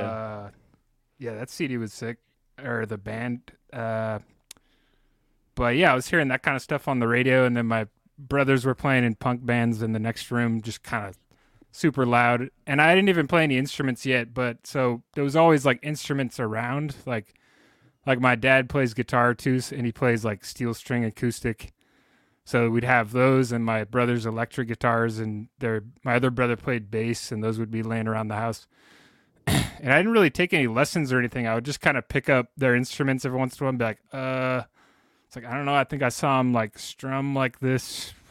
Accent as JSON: {"language": "English", "town": "San Jose", "region": "California", "country": "United States", "tie": "born or raised there", "said": "I grew up in San Jose in California"}